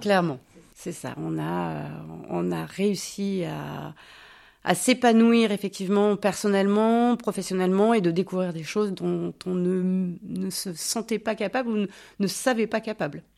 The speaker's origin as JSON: {"language": "French", "area": "Basque Country", "region": "Nouvelle-Aquitaine", "country": "France", "tie": "born or raised there", "also_born_or_lived": "Bordeaux", "moved": "yes", "lives_now": "Villamblard, France", "said": "Je suis née à Bordeaux, je suis partie de Bordeaux, j'avais 7 mois, je suis arrivée au Pays Basque, ma famille est originaire de là-bas"}